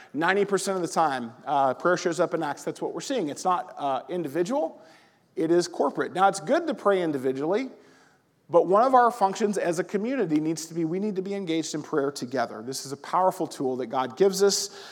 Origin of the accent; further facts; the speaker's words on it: the South, United States; now in Collinsville, United States; I'm from the South.